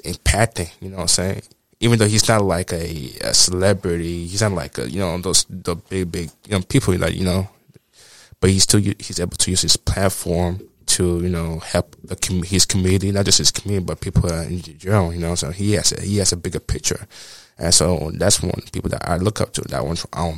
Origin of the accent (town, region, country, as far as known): United States; born or raised there; moved away; also born or lived in Nigeria